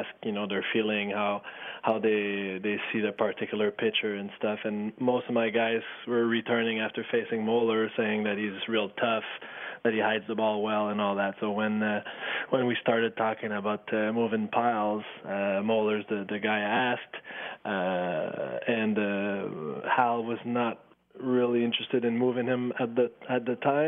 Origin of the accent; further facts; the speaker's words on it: Waterville, Quebec, Canada; I'm from Waterville, which is a small town close to Kotiakuk, which is where I went to high school